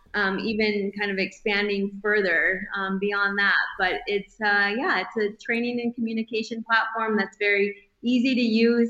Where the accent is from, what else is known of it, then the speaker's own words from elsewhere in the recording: northern Michigan, United States; moved away as an adult; now in Bozeman, United States; growing up in northern Michigan, we did all of the the outdoor things